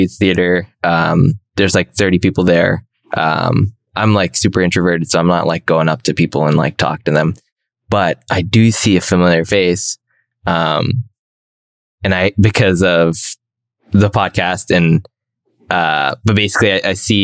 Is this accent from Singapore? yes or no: no; Toronto, Ontario, Canada; And I was in Toronto. I'm from Toronto